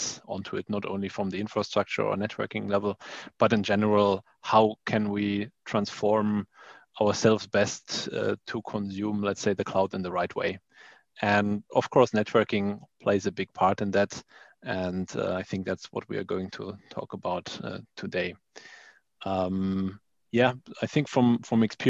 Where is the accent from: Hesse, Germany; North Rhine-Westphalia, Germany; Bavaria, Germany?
Hesse, Germany; Frankfurt; moved away as an adult; now in Berlin, Germany; based out in Berlin, but I'm not originally from there. I'm actually originally from the Frankfurt area.